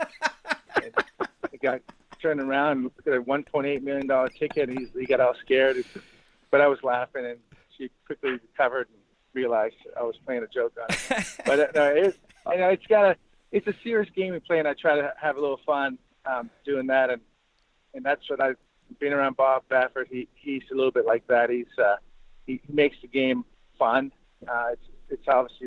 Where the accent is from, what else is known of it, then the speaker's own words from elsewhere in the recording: Montreal, Quebec, Canada; moved away; growing up in Canada, I was very fortunate to grow up in an area of Montreal